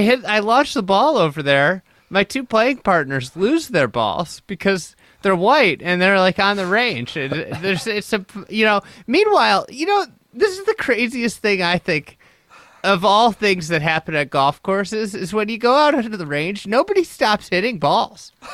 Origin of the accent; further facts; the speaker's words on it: United States; as an American